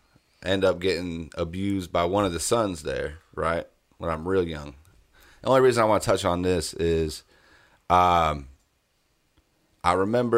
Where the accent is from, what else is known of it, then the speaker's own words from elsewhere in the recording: Fort Drum, New York, United States; also born or lived in Germany; So I was born in New York, upstate New York, on a military base, Army base, Fort Drum. My parents, actually, I was born in Germany. We moved to Fort Drum when I was young.